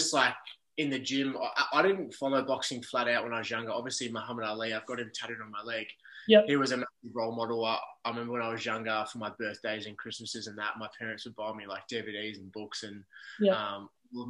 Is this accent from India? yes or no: no; Melbourne, Victoria, Australia; now in Gold Coast, Australia; I'm currently based up in the Gold Coast. So I'm originally from Melbourne